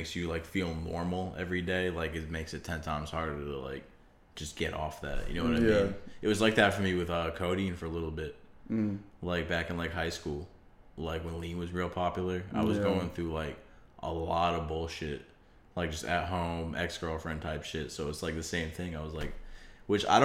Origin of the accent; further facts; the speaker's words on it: Manchester, New Hampshire, United States; Manchester, New Hampshire, where I'm from and where I live right now, one of the big cities for heroin overdoses